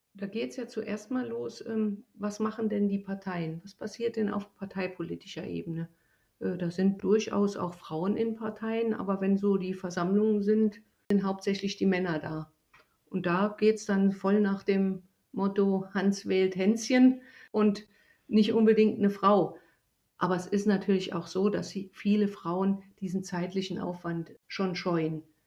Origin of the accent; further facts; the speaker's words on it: East Germany, Germany; moved away; Ich stamme ja aus Ostdeutschland